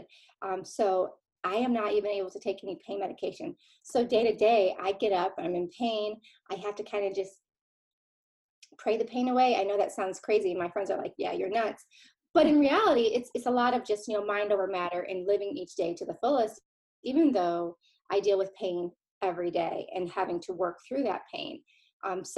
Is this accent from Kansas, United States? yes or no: no; Ann Arbor, Michigan, United States; now in Dallas, United States; I hail from Ann Arbor, Michigan.